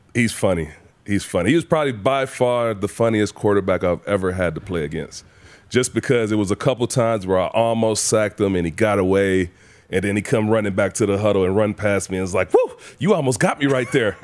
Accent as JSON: {"language": "English", "area": "Saginaw Valley", "region": "Michigan", "country": "United States", "tie": "born or raised there", "moved": "yes", "said": "so my hometown"}